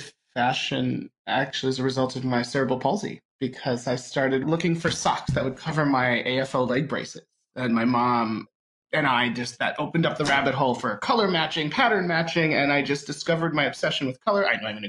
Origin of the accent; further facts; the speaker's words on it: Connecticut, United States; I grew up in Connecticut.